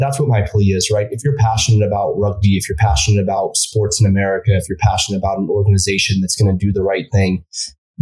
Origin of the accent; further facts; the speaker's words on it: United States; as an American